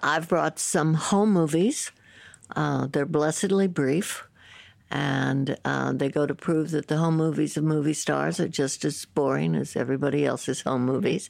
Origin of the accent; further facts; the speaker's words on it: San Francisco, California, United States; I grew up in San Francisco